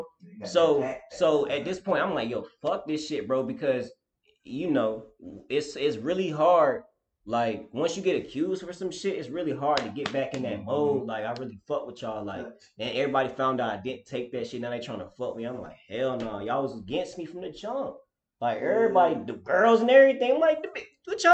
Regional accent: Durham, North Carolina, United States; I grew up, was raised in Durham

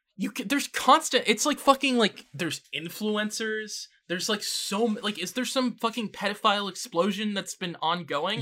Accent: Canada; as a Canadian

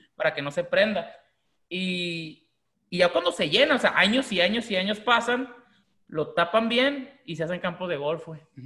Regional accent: Mexico; los mexicanos cuando venimos de Estados Unidos de compra

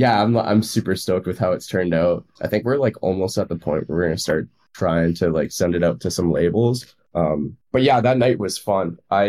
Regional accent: Victoria, British Columbia, Canada; moved away as an adult; now in Vancouver, Canada; it doesn't really matter, but I am from Victoria. I moved out to Vancouver in 2020, so like right in the middle of COVID.

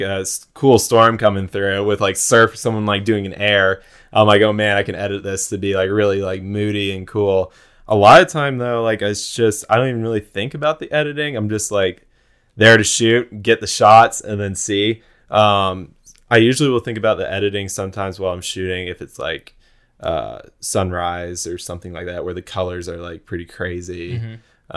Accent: Jacksonville, Florida, United States; I'm from Jacksonville, so I grew up going to the beach

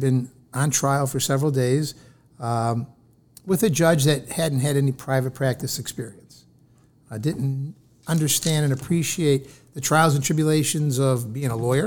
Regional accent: Rochester, New York, United States; I grew up just a few miles down the road from here. We're in Rochester, New York, in the city of Rochester

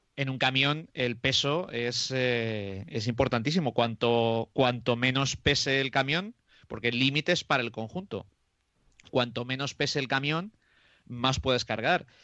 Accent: Roa, Castile and León, Spain; en mi pueblo que es eh, de Roa, que está a 17 kilómetros de Aranda de Duero.

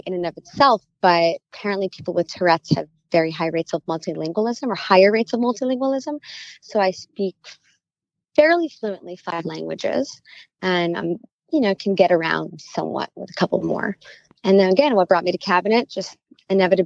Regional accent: New Jersey, United States; moved away as an adult; also born or lived in New York City; now in Miami, United States; I grew up in New Jersey

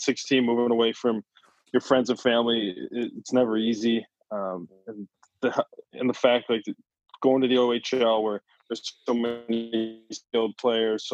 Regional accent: Cleveland, Ohio, United States; also born or lived in Sault Ste. Marie; I grew up, I was born in Cleveland. I lived here my whole life

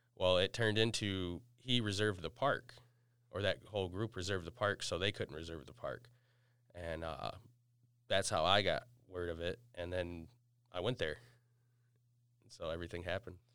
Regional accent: Battle Creek, Michigan, United States; I'm from Battle Creek

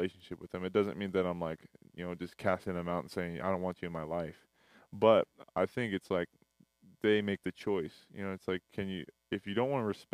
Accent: Burien, Washington, United States; moved away as an adult; now in Antelope Valley, United States; I'm originally from Seattle, Washington, or Berrien, which is right underneath Seattle. It's a small little town beneath Seattle. But I went to high school there, and then I moved here for college

